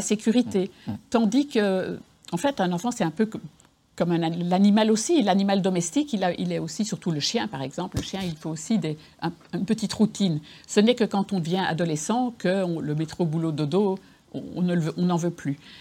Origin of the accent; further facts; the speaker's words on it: Belgium; moved away as an adult; now in Lyon, France; je suis, du Nord, je suis belge